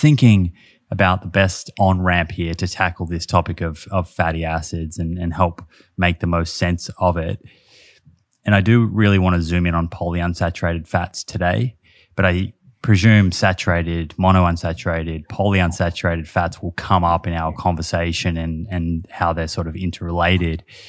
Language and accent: English; Australia; I'm from Australia